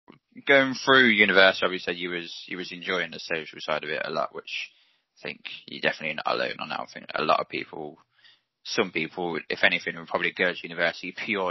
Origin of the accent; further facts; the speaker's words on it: Coventry, West Midlands, United Kingdom; You went to university in my home city?